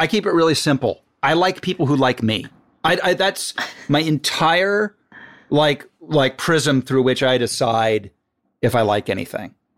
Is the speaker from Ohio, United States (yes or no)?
yes; Dayton, Ohio, United States; moved away; also born or lived in Virginia; I'm from Dayton, so suburb